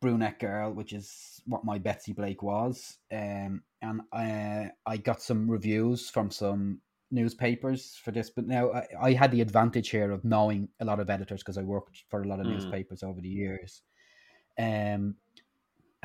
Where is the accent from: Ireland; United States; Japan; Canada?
Ireland; now in United Kingdom; I'm Irish, but I'm based in the UK.